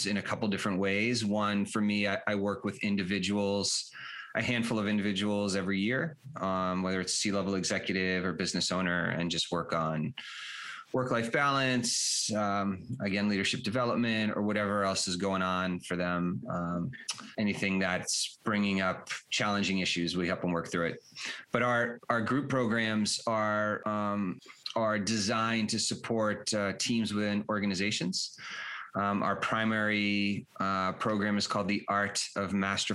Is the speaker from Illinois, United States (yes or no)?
no; Boston, Massachusetts, United States; moved away as an adult; also born or lived in Colorado / Europe; I grew up in the Boston area